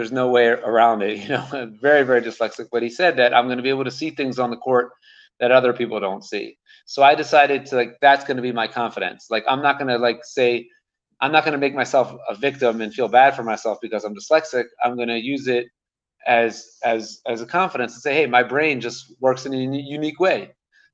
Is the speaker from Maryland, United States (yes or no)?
yes; Maryland, United States; moved away as an adult; now in Jerusalem, Israel; I grew up in Maryland